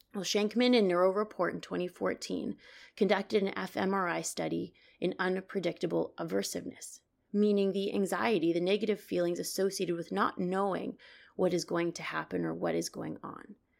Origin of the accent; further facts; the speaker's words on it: Canada; now in New York City, United States; I'm originally from Canada, but I work and live in New York City